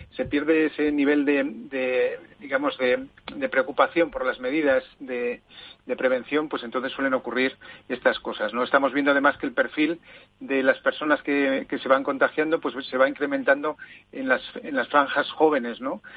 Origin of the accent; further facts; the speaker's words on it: Zaragoza, Aragon, Spain; moved away; en mi tierra